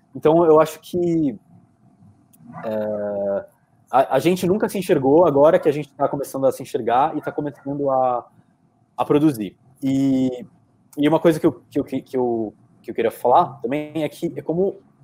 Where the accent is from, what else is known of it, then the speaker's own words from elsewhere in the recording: Brazil; como brasileiros, que nós somos brasileiros